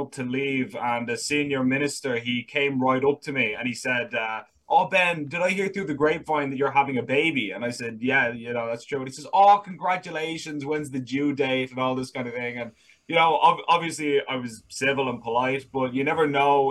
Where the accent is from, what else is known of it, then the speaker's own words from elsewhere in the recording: Dublin, Leinster, Ireland; I was born in Ireland, born and raised in Dublin